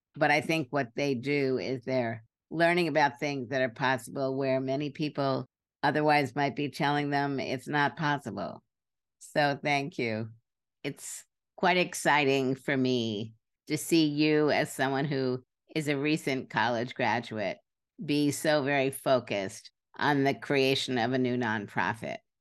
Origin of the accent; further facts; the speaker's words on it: New York City, New York, United States; I grew up in Brooklyn